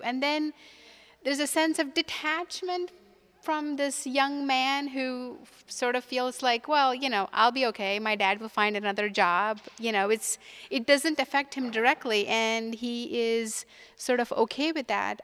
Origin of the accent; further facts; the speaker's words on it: India; moved away as an adult; now in United States; I'm from India originally, and when I was growing up in India